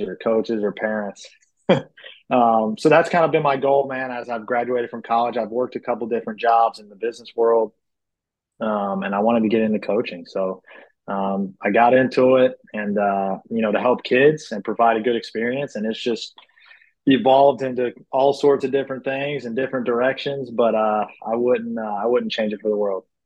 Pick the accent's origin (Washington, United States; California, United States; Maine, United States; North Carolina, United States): North Carolina, United States; Charlotte; I grew up in the Charlotte area playing baseball.